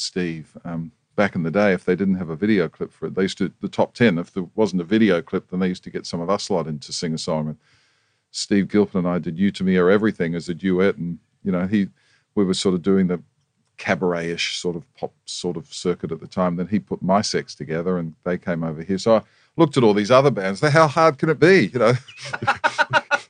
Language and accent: English; New Zealand; moved away as an adult; now in Australia; I was born in New Zealand, proud to be a New Zealander, love my New Zealand heritage, still have family there